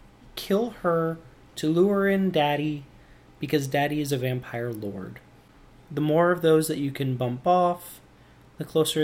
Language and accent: English; Midwest, United States; I'm from this little tiny community out in the Midwest. It's one of those little unnamed communities I was telling you about in between recordings.